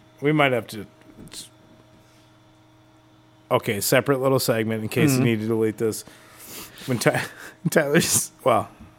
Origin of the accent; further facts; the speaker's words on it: Dominican Republic; I'm from the Dominican.